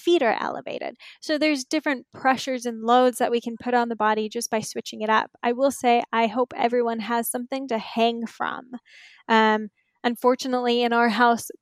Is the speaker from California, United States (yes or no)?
yes; Inland Empire, Southern California, United States; also born or lived in New York / Marina del Rey; I grew up Inland Empire in Southern California